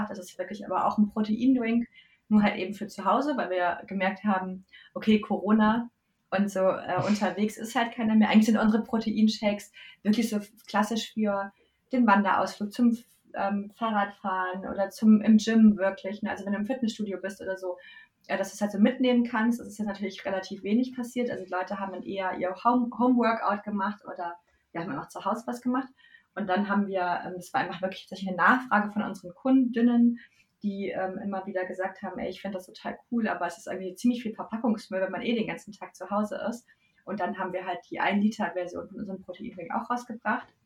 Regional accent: North Rhine-Westphalia, Germany; Ich habe, äh, also ich komme aus der Nähe von Köln.

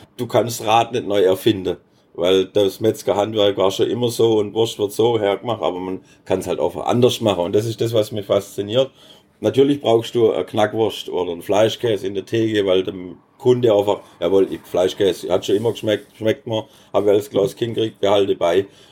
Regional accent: Baden-Württemberg, Germany; als Schwab

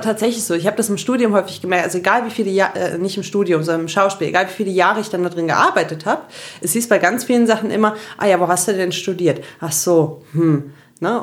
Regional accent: Cologne, North Rhine-Westphalia, Germany; In Köln geboren und im Kölner Dom getauft

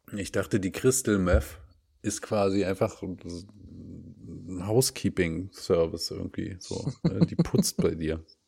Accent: eastern Germany, East Germany, Germany; bei uns im Osten

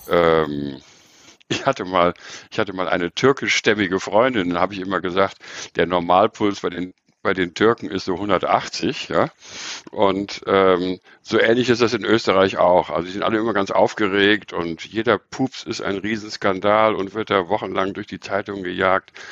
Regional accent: North Rhine-Westphalia, Germany; ich bin in, politisch in Köln sozialisiert. Ja, ich bin also im Rheinland aufgewachsen, kenne den rheinischen Klüngel

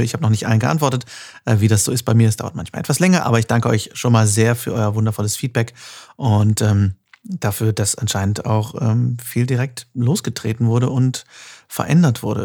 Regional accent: North Rhine-Westphalia, Germany; also born or lived in Cologne; now in Düsseldorf, Germany; Ich bin Westfale

